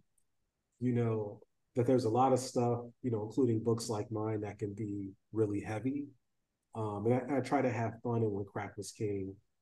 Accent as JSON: {"language": "English", "region": "Ohio", "country": "United States", "said": "I'm from Ohio"}